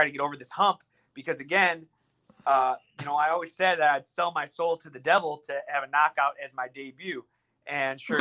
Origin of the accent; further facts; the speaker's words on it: United States; they know you're American